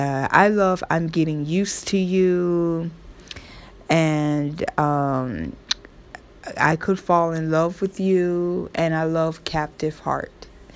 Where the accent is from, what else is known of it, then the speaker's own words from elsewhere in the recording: the South, United States; accent: Southern; Oh, forgive me, my Southern accent. That's me. I'm a Southern girl.